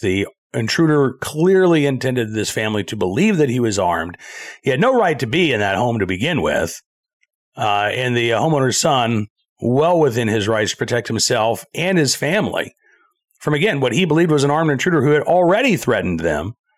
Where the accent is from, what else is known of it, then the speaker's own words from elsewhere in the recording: Oklahoma, United States; I grew up in Oklahoma